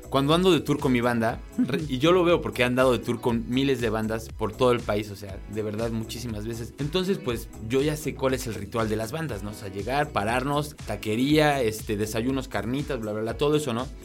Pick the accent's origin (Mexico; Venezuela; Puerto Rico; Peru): Mexico; Cholula, Puebla; ahí en Cholula, Puebla, que es de donde yo soy